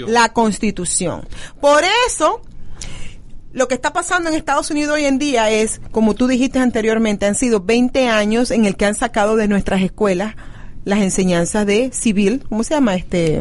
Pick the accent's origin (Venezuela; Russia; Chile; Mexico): Venezuela; now in United States; Como venezolanos venimos, nos adaptamos, comemos la comida, este, del país donde estamos llegando, aprendemos el idioma de donde estamos